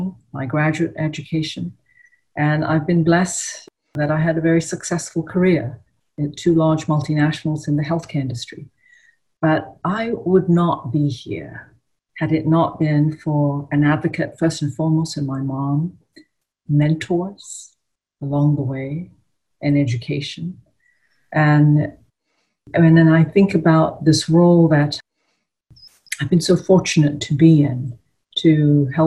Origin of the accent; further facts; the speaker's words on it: Ipoh, Perak, Malaysia; I grew up in a small town called Ipoh in Malaysia